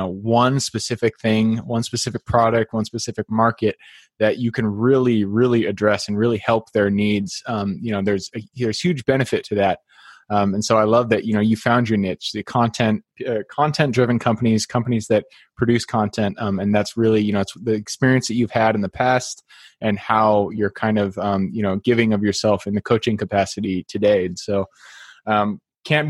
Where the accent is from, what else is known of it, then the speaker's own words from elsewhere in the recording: Seattle, Washington, United States; I'm from Seattle